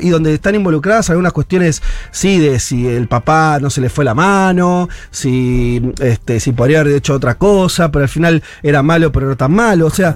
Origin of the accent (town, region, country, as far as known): Argentina